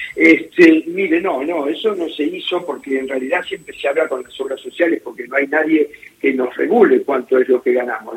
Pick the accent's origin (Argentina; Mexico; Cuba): Argentina; los profesionales argentinos somos muy bien considerados